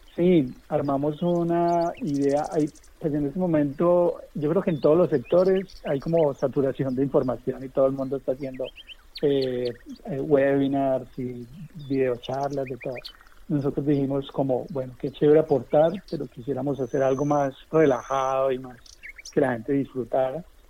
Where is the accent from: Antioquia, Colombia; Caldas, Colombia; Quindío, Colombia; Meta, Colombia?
Caldas, Colombia; Manizales; also born or lived in Pereira; now in Cali, Colombia; yo vivía en esa época en Pereira, yo soy de Manizales